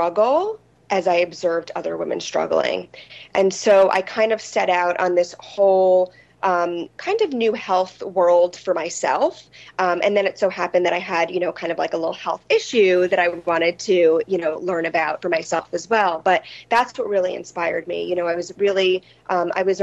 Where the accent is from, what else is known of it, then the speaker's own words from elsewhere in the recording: New York City, New York, United States; I grew up on the Upper East Side of Manhattan in a small apartment.